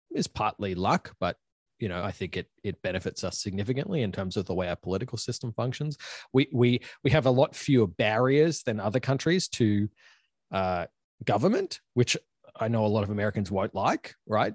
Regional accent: Queensland, Australia; moved away as an adult; also born or lived in Ann Arbor, Michigan / Chicago; now in Washington, United States; this is where I'm from, I'm in my hometown in, in Queensland, Australia

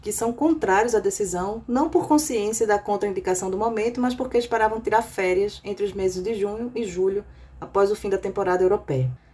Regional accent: Brazil; moved away; sendo brasileira

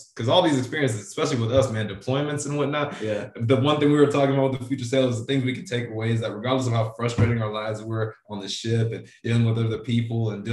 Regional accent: Sacramento, California, United States; moved away as an adult; I'm originally from Sacramento

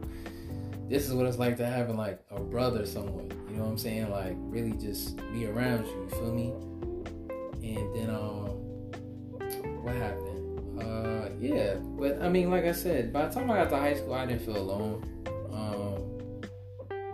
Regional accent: New Jersey, United States; also born or lived in Brooklyn, New York; growing up in Jersey

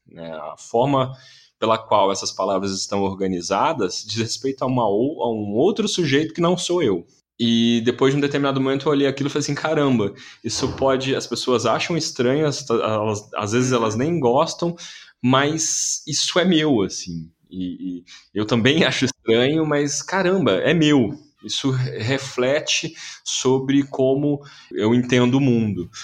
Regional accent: Campinas, São Paulo, Brazil; moved away as an adult; now in São Paulo, Brazil; Eu sou de Campinas, nasci em Campinas, eu comecei a fazer teatro lá

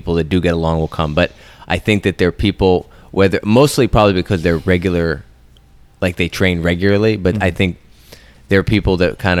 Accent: Maine, United States; moved away; I grew up in Maine

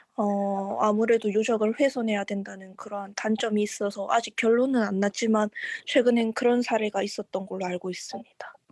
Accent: Changwon, South Gyeongsang, South Korea; 제가 창원 사람이라서

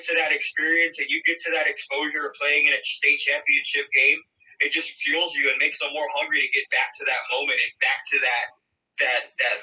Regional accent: West Valley, Arizona, United States; I grew up in the West Valley. I grew up not too far from Cactus

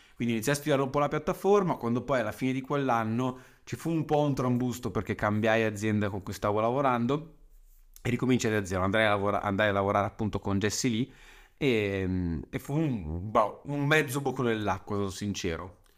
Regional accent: Saronno, Lombardy, Italy; sono nato a Saronno il 31 agosto 91

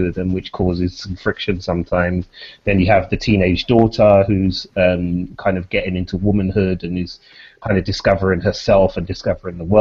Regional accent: London, United Kingdom; I grew up in Peckham in the early 90s.

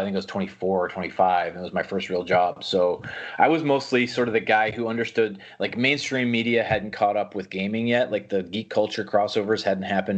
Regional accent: outside Cleveland, Northeast Ohio, United States; also born or lived in Seattle; now in Orange County, United States; I grew up in Northeast Ohio uh, and basically in the sticks. So it was a little bit outside Cleveland

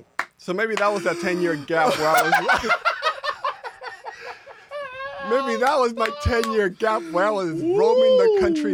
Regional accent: New York, United States; I'm a New Yorker.

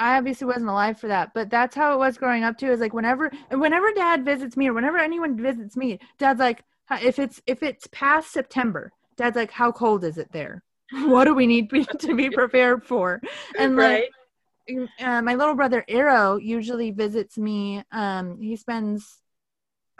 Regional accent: Southern California, United States; moved away as an adult; now in Portland, United States; we grew up in Southern California, so we were so unaccustomed to any cold

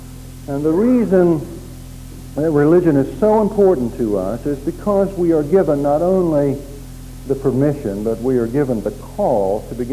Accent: Oklahoma, United States; Growing up in Oklahoma in those days

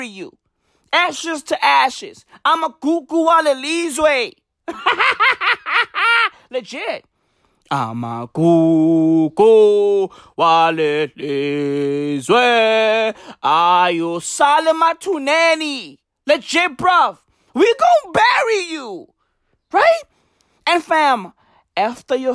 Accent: South Africa; I'm South African, right? And I owe my being to the hills and valleys of this fucking country

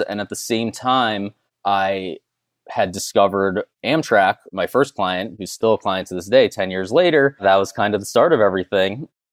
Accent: South Florida, United States; also born or lived in Winter Park, Florida; growing up in South Florida

